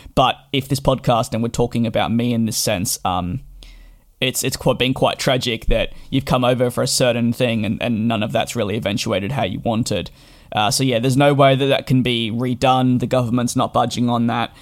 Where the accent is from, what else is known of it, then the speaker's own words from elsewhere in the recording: Australia; moved away as an adult; now in London, United Kingdom; I did grow up in Australia and made the move in July of 2019 to London.